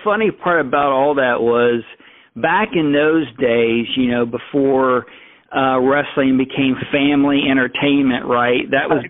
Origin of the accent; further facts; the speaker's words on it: Crane, United States; growing up in Crane